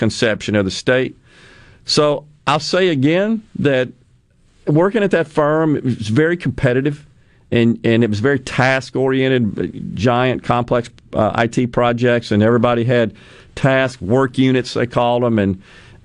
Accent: Mississippi, United States; my home state.

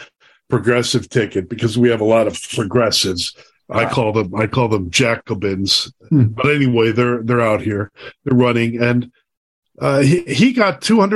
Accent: Chicago, Illinois, United States; I've seen these guys in Chicago all my life.

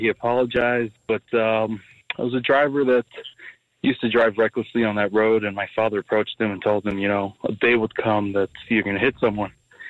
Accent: Canada; now in Roosevelt, United States; When I was a kid, I grew up in Canada.

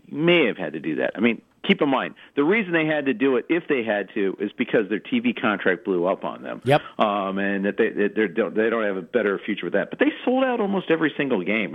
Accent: Indianapolis, Indiana, United States; I grew up in Indianapolis.

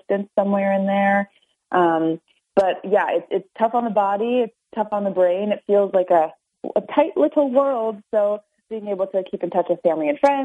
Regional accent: Norwich, United States; also born or lived in Afton; I grew up in Norwich. I actually was originally from Afton. We started there, and then we moved to Norwich when I was young.

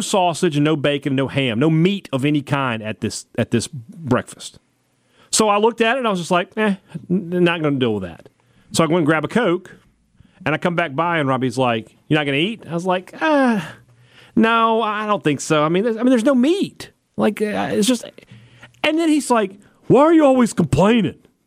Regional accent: United States; I'm an American citizen.

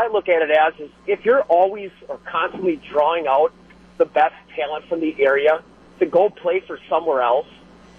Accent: Neosho, Wisconsin, United States; I went to Hartford High School. I grew up in Neosho. I played baseball for the town that I grew up

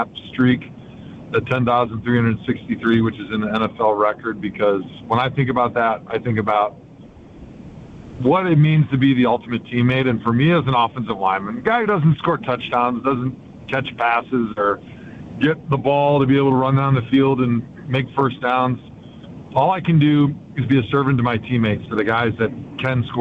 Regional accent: Brookfield, Wisconsin, United States; where I grew up in Brookfield

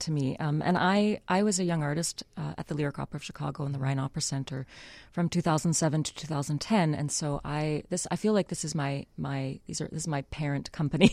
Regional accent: Winnipeg, Manitoba, Canada; moved away; I'm Canadian from Winnipeg

